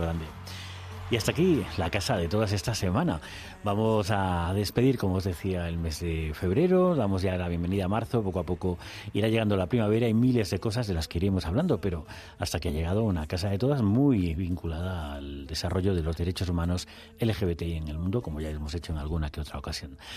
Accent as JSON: {"language": "Spanish", "region": "Extremadura", "country": "Spain", "said": "uno como extremeño"}